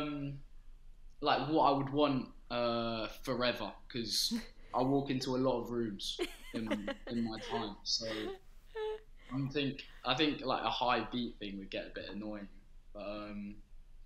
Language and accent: English; London, United Kingdom; I was born in Holman Hospital, sort of that Hackney area, so got to think Hackney